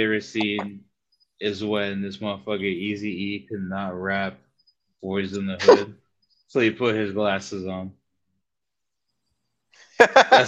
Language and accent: English; Jamaica; now in Kendall, United States; when I was a kid in Jamaica